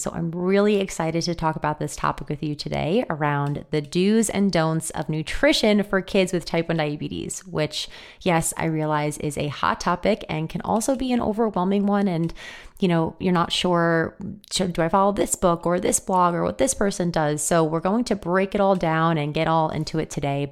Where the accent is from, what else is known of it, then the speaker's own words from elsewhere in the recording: New York, United States; me living and growing up in New York from an Italian family